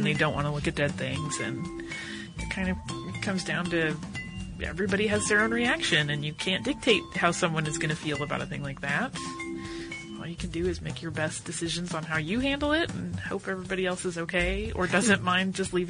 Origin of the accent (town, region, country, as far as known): North Carolina, United States; now in Amsterdam, Netherlands